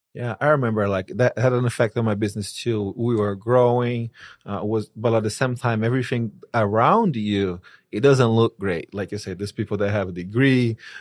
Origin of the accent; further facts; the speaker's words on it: Brazil; moved away; I'm from Brazil.